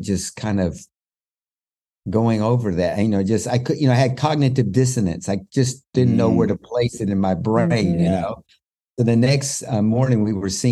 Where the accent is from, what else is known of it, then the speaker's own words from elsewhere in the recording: West Texas, United States; moved away as an adult; now in Israel; I was born and raised in West Texas, where there's more horses than there are people.